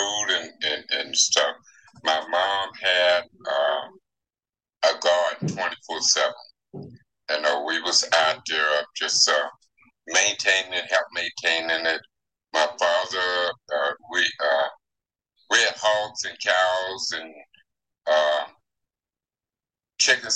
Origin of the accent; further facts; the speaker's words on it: Lone Oak, Arkansas, United States; was born in what is that? Lone Oak, Arkansas